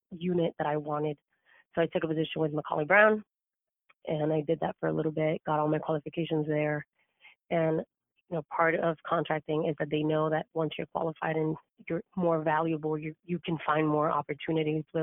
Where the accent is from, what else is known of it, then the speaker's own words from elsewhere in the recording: Cuba; now in United States; I was actually not born in the U.S. I was born in Cuba. So my family moved here